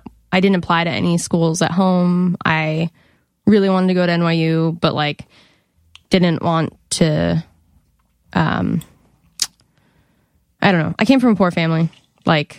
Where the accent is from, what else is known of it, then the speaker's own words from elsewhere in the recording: Monument, Colorado, United States; I'm from Colorado